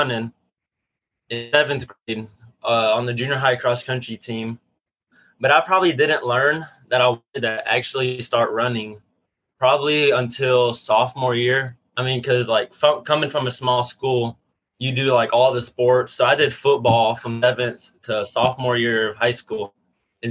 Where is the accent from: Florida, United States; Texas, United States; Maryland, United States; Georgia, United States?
Texas, United States; Union Grove; I'm from Union Grove, Texas, which is 10 minutes south of Gilmer, Texas